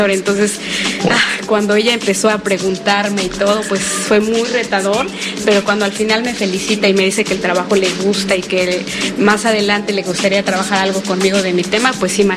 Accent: Puebla, Mexico; algo que tengo que decir es que somos de Puebla.

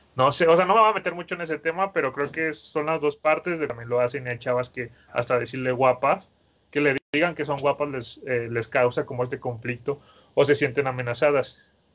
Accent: Mexico; todos los mexicanos debemos de tener

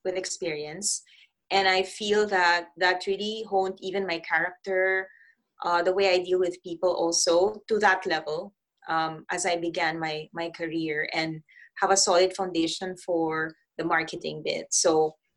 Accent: Philippines; moved away as an adult; also born or lived in Switzerland / Middle East; I come from Philippines

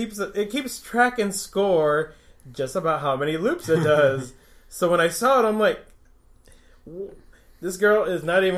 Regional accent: Fort Greely, Alaska, United States; going up with me and my brother and a couple of kids that we grew up with in Fort Greeley

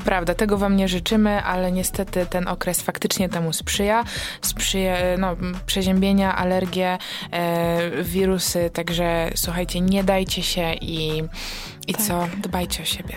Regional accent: Wągrowiec, Greater Poland, Poland; jestem z Wągrowca

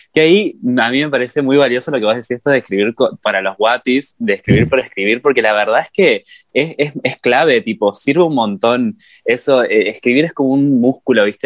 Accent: Entre Ríos, Argentina; moved away as an adult; now in Córdoba, Argentina; yo cuando me mudé acá a Córdoba, yo soy de Entre Ríos, cuando me mudé a Córdoba

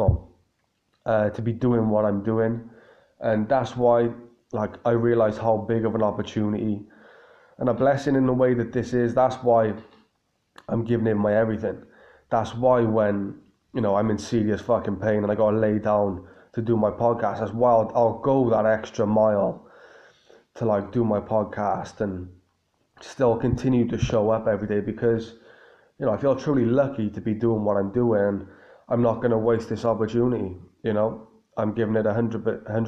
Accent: Cardiff, Wales, United Kingdom; my hometown in Cardiff

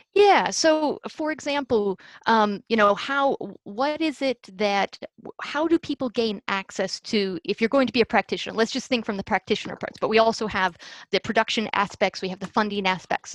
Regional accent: United States; i am 100% a product in so many ways of the american music education system

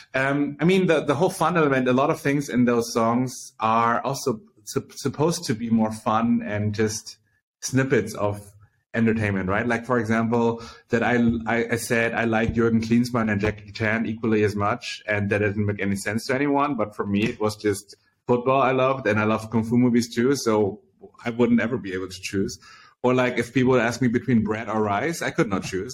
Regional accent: Berlin, Germany; I was born in Berlin, Germany, and grew up here

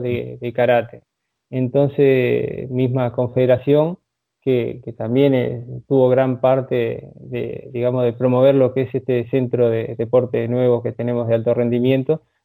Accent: Uruguay; como uruguayo, eh, a tomar unos mates o un asado no va a faltar

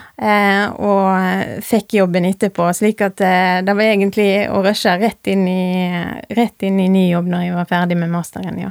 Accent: Rosendal, Vestland, Norway; also born or lived in Voss; Jeg er født og jeg er oppvokst i Rosendal.

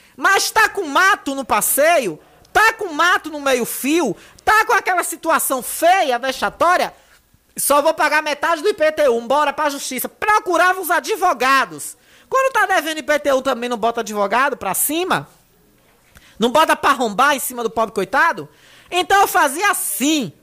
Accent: Ipirá, Bahia, Brazil; a minha terra

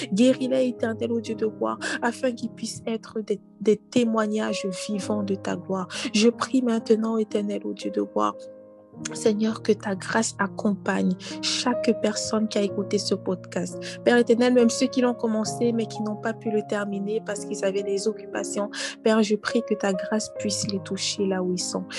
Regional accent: Cameroon; now in Canada; dans mon pays d'origine, au Cameroun

